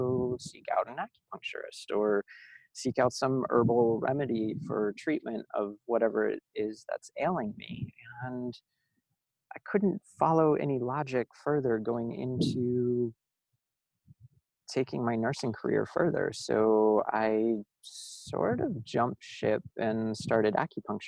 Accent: Miami, Florida, United States; also born or lived in Chicago; now in Los Angeles, United States; I'm from Miami

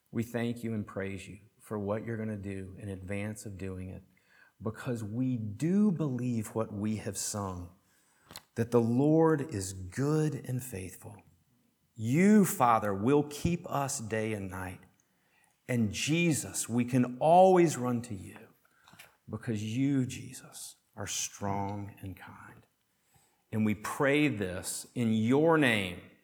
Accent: Chattanooga, Tennessee, United States; I grew up on Lookout Mountain right outside of Chattanooga, Tennessee

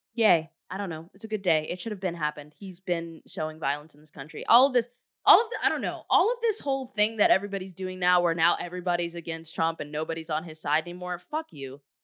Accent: United States; as an American who's lived in this country my whole entire life

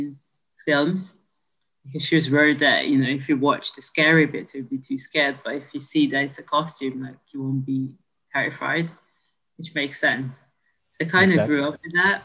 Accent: Hungary; moved away as an adult; also born or lived in United Kingdom; I was born in Hungary

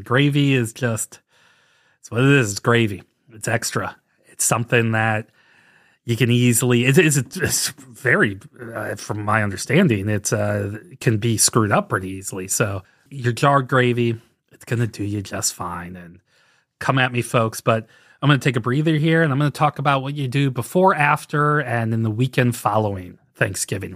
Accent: St. Louis, Missouri, United States; also born or lived in Saint Paul, Minnesota / Southwest Ohio; now in Ohio, United States; I grew up in the Saint Louis, Missouri area.

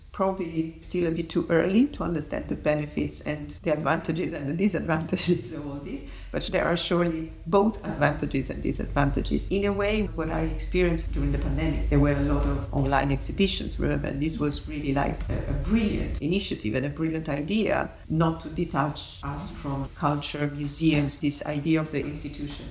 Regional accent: Naples, Campania, Italy; moved away as an adult; now in Paris, France; I was born in Naples and I grew up there and I studied architecture there.

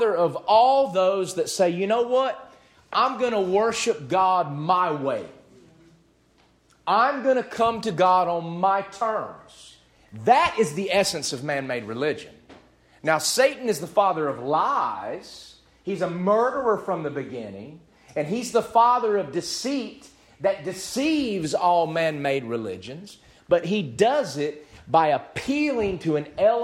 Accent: United States; as an American who loves his country

